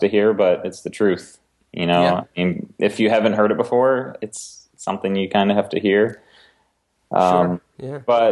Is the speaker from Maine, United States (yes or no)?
yes; Maine, United States; I grew up in Maine